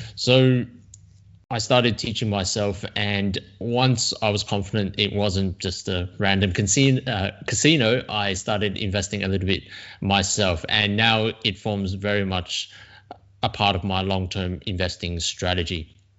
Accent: Sydney, New South Wales, Australia; also born or lived in China; now in Melbourne, Australia; I came to Australia when I was very young. Um, I was born in China, um, but I was raised here, got educated here

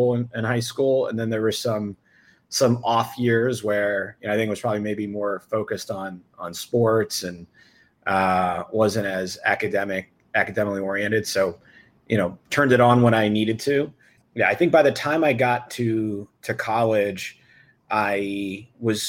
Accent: Freehold, New Jersey, United States; I grew up in Freehold, New Jersey, home of …

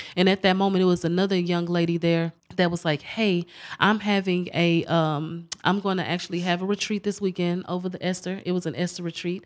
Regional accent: Galveston, Texas, United States; I was born and raised in Galveston

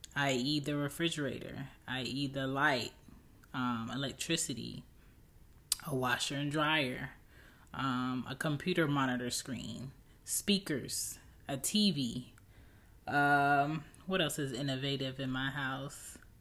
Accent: United States

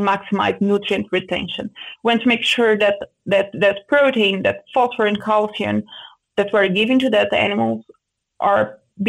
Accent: Brazil; moved away as an adult; also born or lived in Santa Maria, Brazil / São Paulo, Brazil; now in Canada; I grew up in a pig farm, in a very small farm

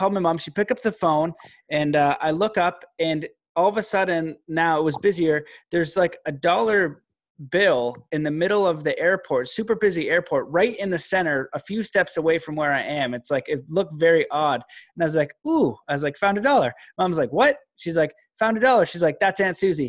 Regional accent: Canada; also born or lived in Calgary / Stephenville, Newfoundland (mother's family); my mom is a Newfie and I live in Calgary, and I'm Canadian

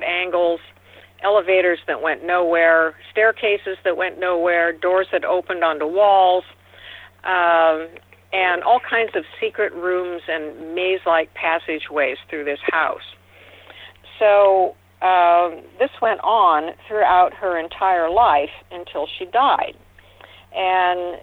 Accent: Seattle, Washington, United States; born or raised there

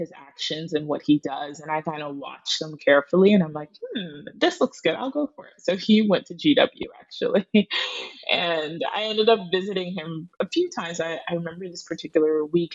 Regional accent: Pickerington, Ohio, United States; moved away as an adult; also born or lived in Newark, New Jersey; now in New York City, United States; just got moved away to Pickerington, Ohio

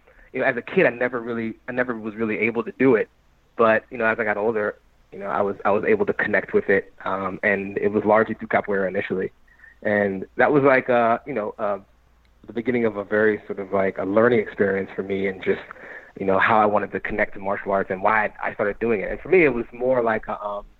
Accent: Maryland, United States; moved away as an adult; also born or lived in North Carolina / Chicago / Pittsburgh; now in New York, United States; I'm from Maryland. That's where I grew up, right outside of Washington, D.C.

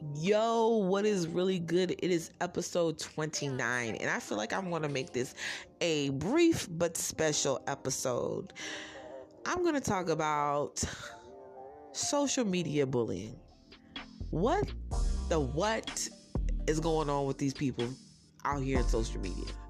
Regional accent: New Jersey, United States; because I'm from Jersey

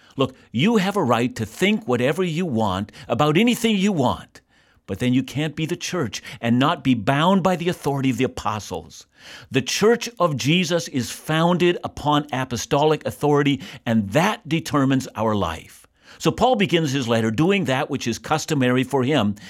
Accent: Canada; I'm a Canadian, and I'm deeply thankful to be a citizen of this country.

